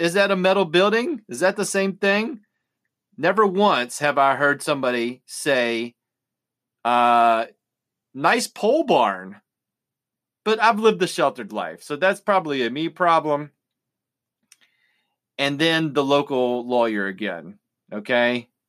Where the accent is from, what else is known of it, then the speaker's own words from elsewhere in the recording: Nitro, West Virginia, United States; my hometown of Nitro, West Virginia.